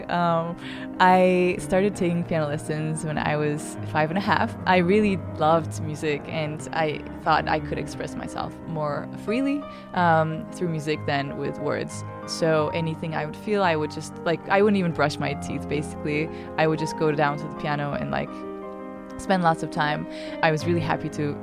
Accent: Ankara, Turkey; I'm from Ankara, the capital of Turkey.

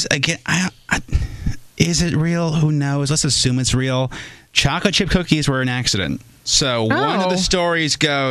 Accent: Minnesota, United States; I'm from Minnesota.

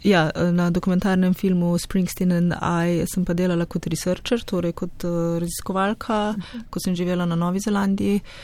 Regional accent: Slovenia; also born or lived in Ljubljana, Slovenia / Krško, Slovenia; skoraj v mojem domačem kraju

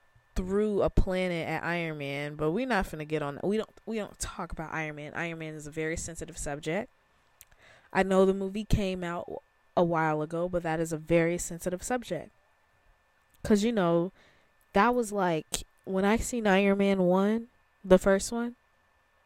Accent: Chicago, Illinois, United States; I am from Chicago

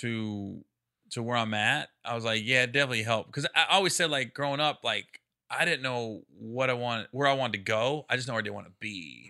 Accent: Midwest, United States; I'm from the Midwest, but I live in the cities

